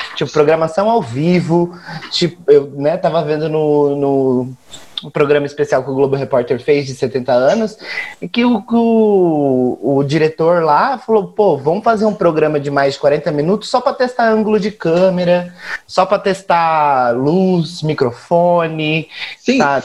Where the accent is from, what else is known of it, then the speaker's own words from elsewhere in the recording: Campo Grande, Mato Grosso do Sul, Brazil; now in São Paulo, Brazil; eu sou daqui de São Paulo, mas nascido em Campo Grande, capital da Birrevo